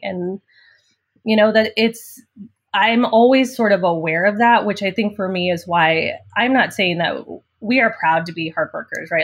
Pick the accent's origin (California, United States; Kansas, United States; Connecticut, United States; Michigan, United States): Kansas, United States; Liberal; also born or lived in San Angelo, Texas; we moved to rural Kansas, liberal Kansas, when I was about ten years old. So that's where I spent, you know, most of my growing up years